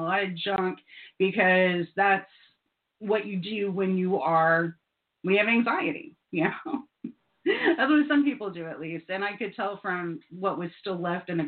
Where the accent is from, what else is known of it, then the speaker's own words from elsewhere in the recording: Satellite Beach, Florida, United States; I grew up in Satellite Beach, it's not very densely populated